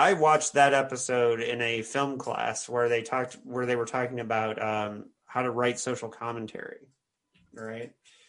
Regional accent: New York, United States; as a New Yorker, like Serling is

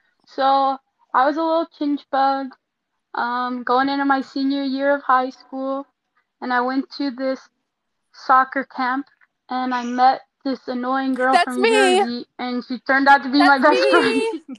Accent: Florida, United States; I'm 23 and I'm from Florida. Born and raised.

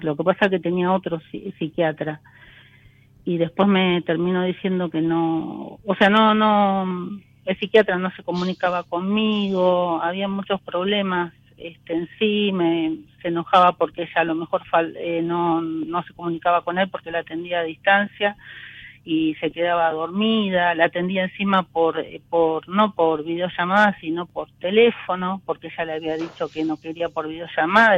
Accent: Florencio Varela, Buenos Aires Province, Argentina; De, de Florencio Varela.

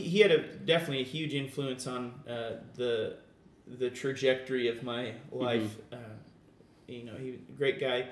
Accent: Bentonville, Arkansas, United States; also born or lived in Iowa / Virginia; now in Texas, United States; my folks moved down to Arkansas, and so I spent most of my formative years there

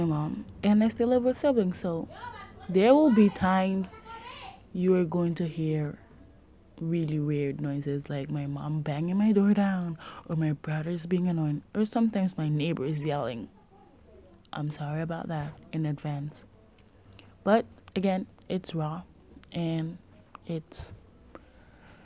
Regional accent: Curaçao; also born or lived in Jamaica; I was born in Jamaica. I lived there until I was 7 years old. Then I moved to Curacao, which is a beautiful island in the Caribbean. And I've been living here for 13 years

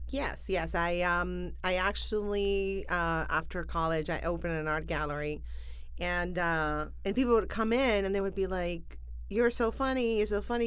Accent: Buenos Aires, Argentina; moved away as an adult; also born or lived in New Orleans; now in Los Angeles, United States; I am from Argentina, from Buenos Aires. I was born there

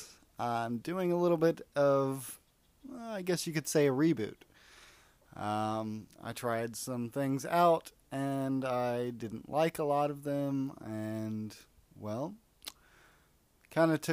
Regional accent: Indiana, United States; also born or lived in Corpus Christi, Texas / Florida; we ended up moving to Indiana, where I spent a good portion of my life with my mom and my sister.

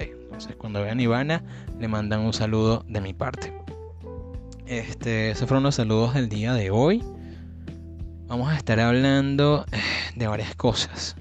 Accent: Venezuela; yo soy venezolano

